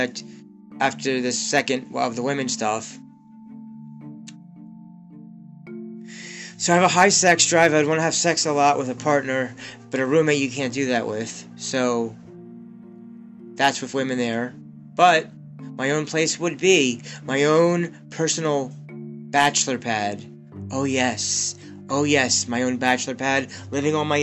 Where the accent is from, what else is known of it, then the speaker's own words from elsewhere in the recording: Pennsylvania, United States; a 37 single Jewish man from Pennsylvania